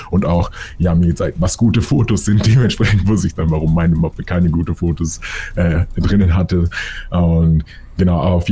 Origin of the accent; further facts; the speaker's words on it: Munich, Bavaria, Germany; weil hier in Deutschland war es immer so oder hier in München, wo ich herkomme, die Leute haben immer diesen geraden Weg im Kopf